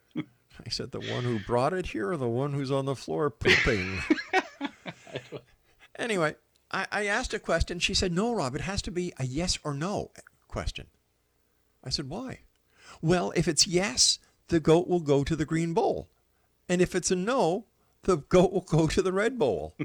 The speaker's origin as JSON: {"language": "English", "town": "Montreal", "region": "Quebec", "country": "Canada", "moved": "yes", "said": "I'm from Montreal originally"}